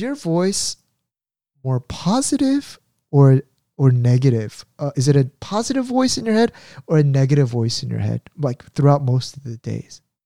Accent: United States; I grew up in the States

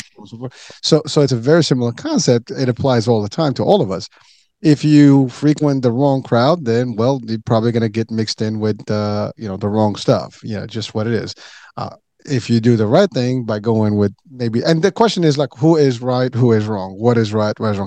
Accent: Morocco; moved away

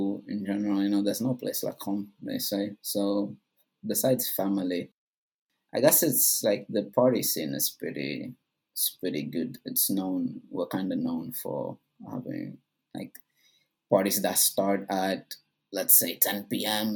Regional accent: Angola; moved away; also born or lived in Bristol; I'm from Angola. Went to Bristol Uni.

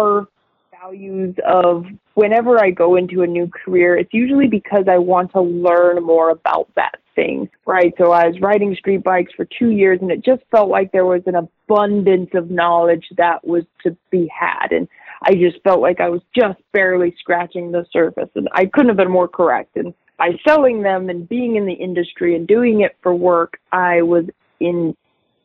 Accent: Tucson, Arizona, United States; moved away as an adult; now in San Diego, United States; I was born and raised in Arizona. I never lived anywhere other than Tucson.

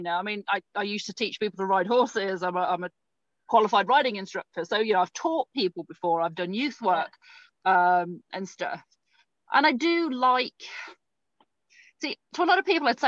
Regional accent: Winnipeg, Manitoba, Canada; now in United Kingdom; I'm from Winnipeg, so I understand. Minus 40, sometimes more than

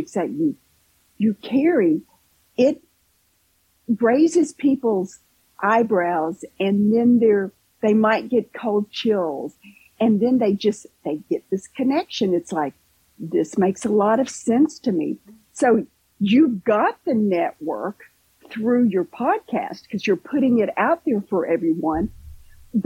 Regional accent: Kentucky, United States; now in Southwest Florida, United States; I'm originally from Kentucky

